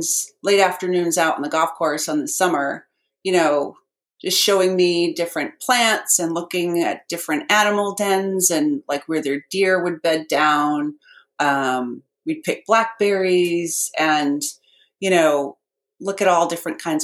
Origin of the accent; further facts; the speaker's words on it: Lower Hudson Valley of New York, United States; accent: New York; moved away as an adult; also born or lived in Boston, Massachusetts; I grew up in the Lower Hudson Valley of New York with parents who had a very strong Massachusetts accent